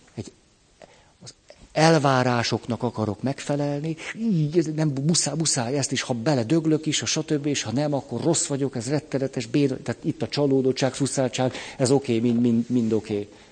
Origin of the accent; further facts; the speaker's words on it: Budapest, Hungary; hát a Moszkva térnél egy bérházban nevelkedtem föl